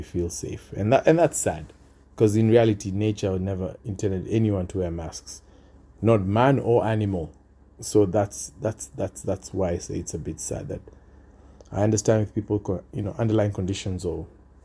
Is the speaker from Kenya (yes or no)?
yes; Kenya; now in Australia; my home country, Kenya